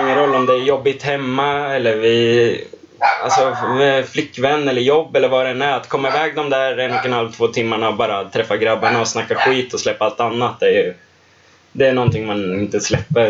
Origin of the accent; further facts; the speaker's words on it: Linköping, Östergötland, Sweden; moved away as an adult; född och uppvuxen i Linköping och har bott här nu sedan 2014 när jag började plugga här.